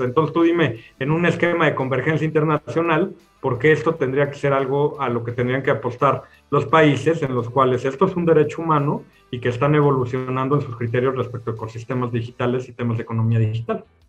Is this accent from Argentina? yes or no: no; Mexico; hemos vivido eh, o tratado de responder en México por muchos años